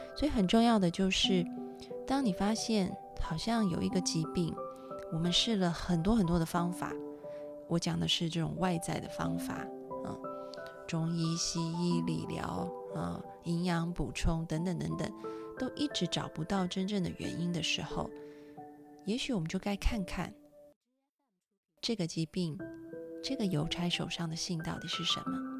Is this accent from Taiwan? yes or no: yes; Taiwan; 我们小时候在台湾，晚上都会有夜市